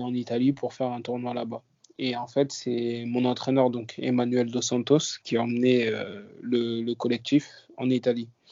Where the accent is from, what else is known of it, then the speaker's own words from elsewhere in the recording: Paris, Île-de-France, France; je viens de Paris, je viens du 19e arrondissement. j'ai grandi là-bas, j'ai passé toute ma vie là-bas.